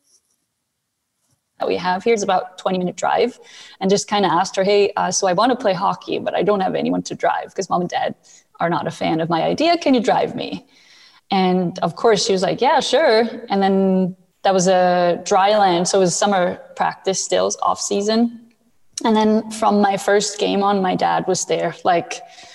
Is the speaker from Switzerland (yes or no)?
yes; Switzerland; moved away as an adult; also born or lived in North America / Buffalo; I was born and raised in Switzerland. And at the age of 18, I decided that I wanted to move to North America to play hockey